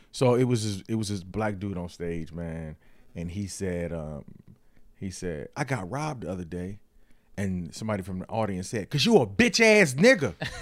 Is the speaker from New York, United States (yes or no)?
no; Detroit, Michigan, United States; I'm from Detroit again